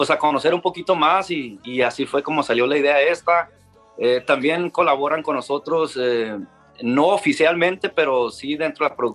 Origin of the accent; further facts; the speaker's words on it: Ciudad Obregón, Sonora, Mexico; pues como ya saben, pues yo también soy de, yo soy de Obregón